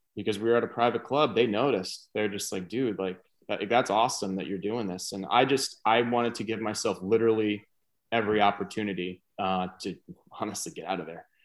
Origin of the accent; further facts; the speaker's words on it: New York, United States; moved away; also born or lived in Florida / South Carolina; I'm from New York. I went to high school in Florida.